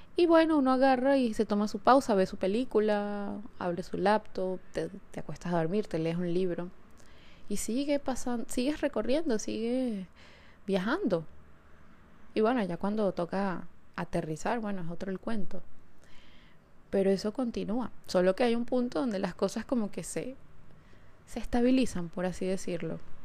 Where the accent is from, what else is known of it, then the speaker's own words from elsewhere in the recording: Caracas, Capital District, Venezuela; moved away; episodio lo estoy grabando desde Caracas, desde mi ciudad natal